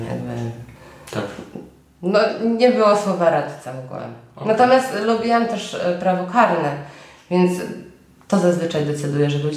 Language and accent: Polish; Silesian Voivodeship, Poland; moved away as an adult; also born or lived in Lublin; now in Gdynia, Poland; Nie, jestem ze Śląska.